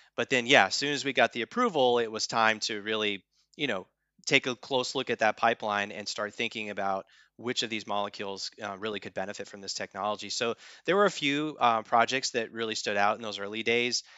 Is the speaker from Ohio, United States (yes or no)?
no; Spearfish, South Dakota, United States; moved away; I was born and raised in the Black Hills of South Dakota in Spearfish, South Dakota